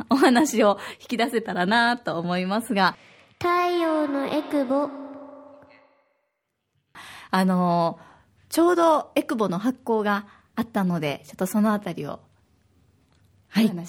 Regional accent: Osaka, Japan; now in Okinawa, Japan; 私は大阪出身で

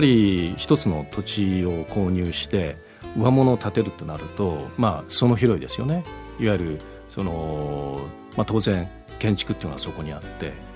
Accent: Miyakojima, Okinawa, Japan; accent: Miyako dialect; moved away as an adult; also born or lived in Tokyo; now in Gold Coast, Australia; 沖縄のやっぱり私も生まれですし、うん、あの沖縄の,、まあ、あの沖縄育ちましたから

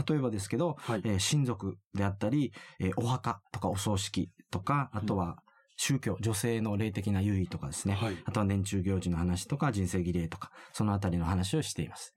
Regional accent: Okinawa, Japan; 沖縄出身

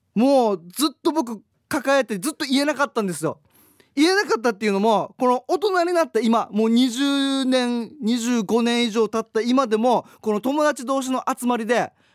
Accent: Haebaru, Okinawa, Japan; 僕の地元でもあります、ハエバル町ヨナハの宇山市

